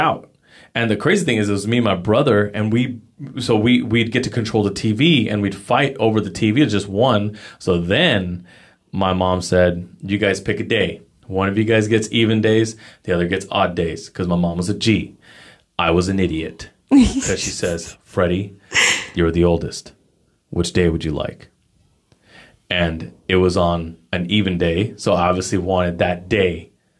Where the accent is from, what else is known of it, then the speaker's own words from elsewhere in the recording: San Jose, California, United States; now in Los Banos, United States; I grew up in San Jose